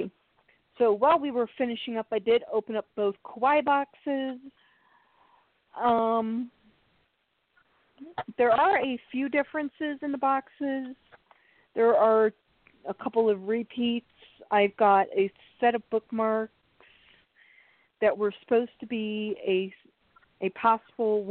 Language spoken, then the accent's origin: English; Chicago, Illinois, United States; I'm from Chicago